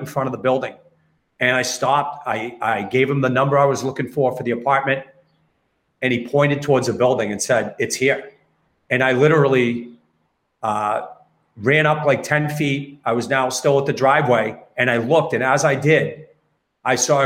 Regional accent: Westborough, Massachusetts, United States; I grew up in Westboro. I worked there my whole career.

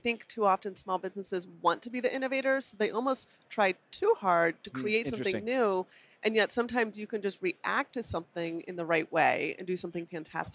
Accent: Colorado, United States; I'm from Colorado

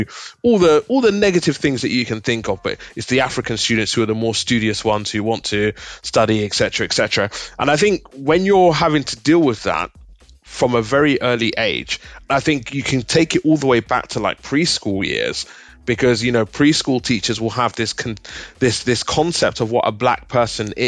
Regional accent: United Kingdom; being a Nigerian born here in the UK

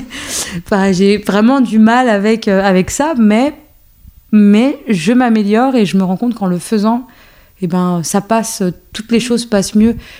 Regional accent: France; also born or lived in Algeria; Je suis née en Algérie et euh, après, je suis arrivée en France à mes deux ans

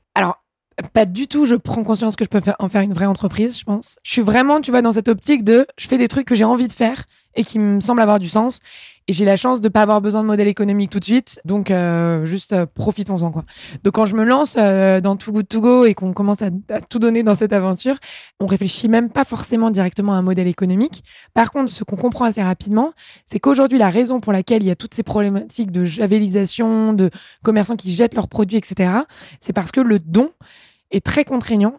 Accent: Paris, Île-de-France, France; also born or lived in England; je suis née à Paris, j'ai grandi ici euh, papa médecin, maman avocat euh, dans le quatrième arrondissement.

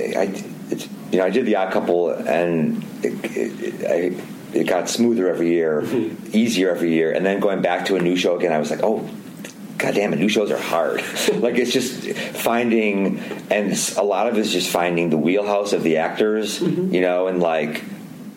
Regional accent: Chicago, Illinois, United States; I'm from Chicago

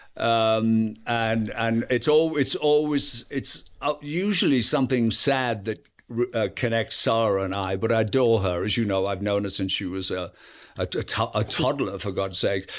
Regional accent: Yorkshire and the Humber, United Kingdom; I'm from Yorkshire

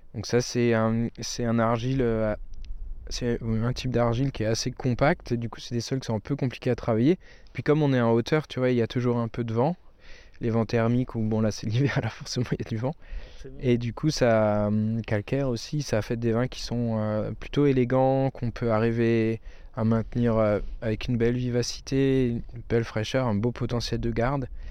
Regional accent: near Colmar, Alsace, Grand Est, France; chez nous, bah, on est près de Colmar

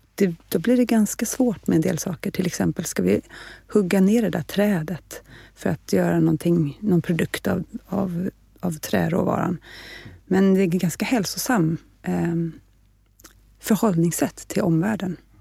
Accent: Stockholm, Stockholm County, Sweden; also born or lived in Nacka; jag är född och lever i Stockholm

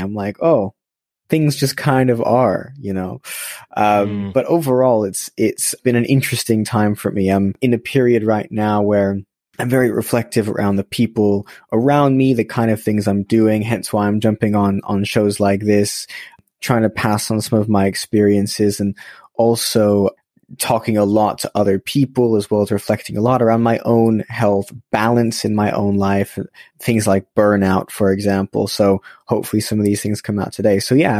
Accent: Los Angeles, California, United States; now in London, United Kingdom; I was born in Los Angeles, so I've been here in London for about a decade, but was born in Los Angeles and grew up there for a few years.

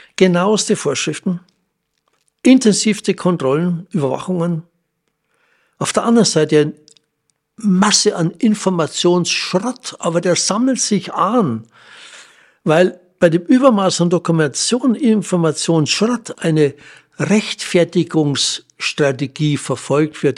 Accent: Germany; bei uns in Deutschland

